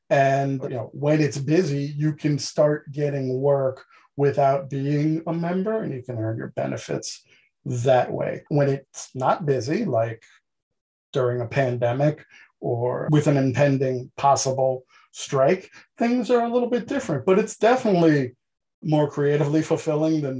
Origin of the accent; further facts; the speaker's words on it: Queens, New York, United States; born and raised in Queens um, by immigrant parents, so I don't have the typical Archie Bunker Day Queens accent kind of thing. A lot of people have said I had a Southern drawl